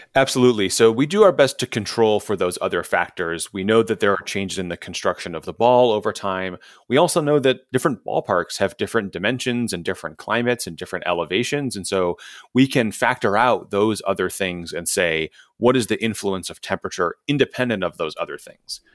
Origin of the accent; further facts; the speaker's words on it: Chicago, Illinois, United States; Wrigley Field, which is walking distance from, from where I grew up in Chicago